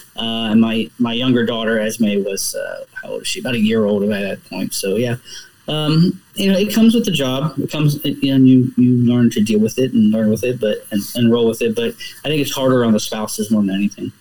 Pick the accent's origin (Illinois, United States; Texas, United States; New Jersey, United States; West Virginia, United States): West Virginia, United States; Martinsburg; I grew up uh, outside of Martinsburg, West Virginia